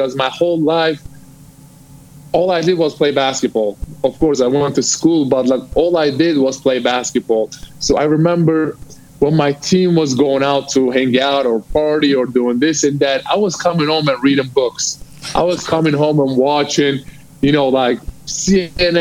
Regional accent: Turkey; now in United States; I'm from Turkey.

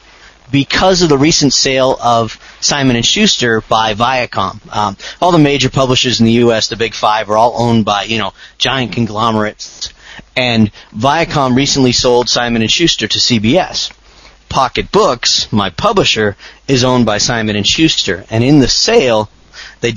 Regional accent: outside of Boston, Massachusetts, United States; now in Phoenix, United States; I'm a New Englander at heart. I grew up outside of Boston, Massachusetts

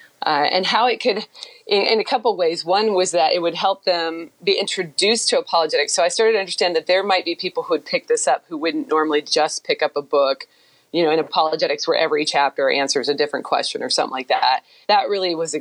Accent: Beaverton, Oregon, United States; moved away as an adult; also born or lived in Houston; my hometown of Beaverton, which is the southwest part of Portland.

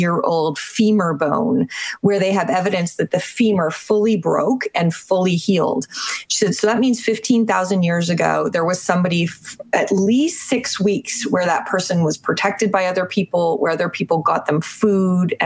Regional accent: Canada; I'm Canadian.

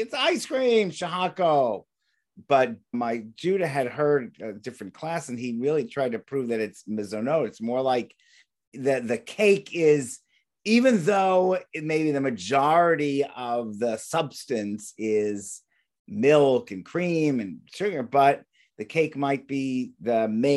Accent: California, United States; I'm from California

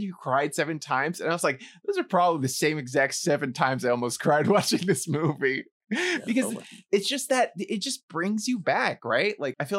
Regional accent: New York City, New York, United States; growing up in New York City, I grew up in the Bronx and a very similar community, very similar atmosphere.

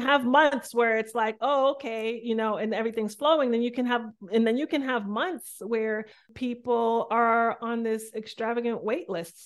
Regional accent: Boston, Massachusetts, United States; I'm from Boston. I was raised by very deeply cultural Jamaican parents who immigrated to Boston.

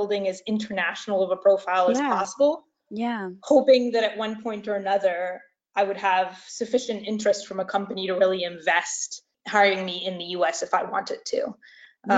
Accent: France; moved away as an adult; now in United States; I'm originally from France, so I regularly return to France over the summer

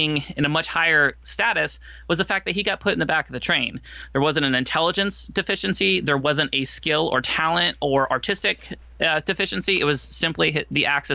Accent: Florida, United States; I grew up in Florida

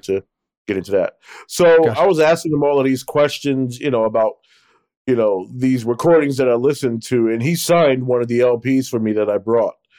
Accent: Newark, New Jersey, United States; what life was like growing up in Newark

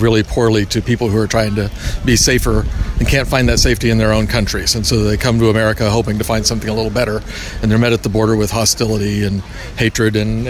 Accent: Skokie, Illinois, United States; I'm from Skokie, Illinois, just outside of Chicago.

